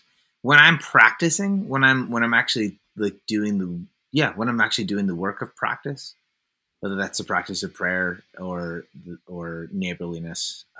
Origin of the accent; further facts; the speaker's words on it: Concord, California, United States; also born or lived in Oakland; Yeah, so I was born in Oakland, California.